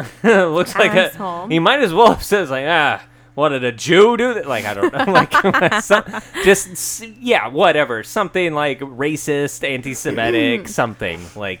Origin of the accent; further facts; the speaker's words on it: Pacific Northwest, United States; We're from the Pacific Northwest.